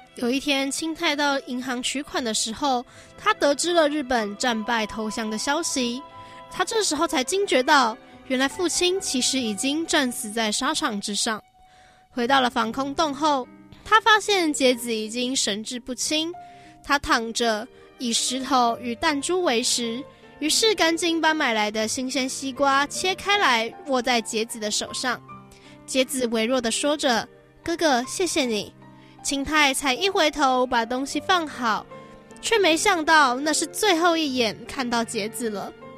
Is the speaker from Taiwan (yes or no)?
yes; Taiwan; 我是，我是台湾人嘛